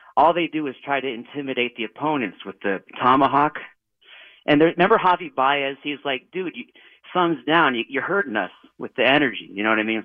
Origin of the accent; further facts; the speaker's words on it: Massachusetts, United States; I'm from Massachusetts.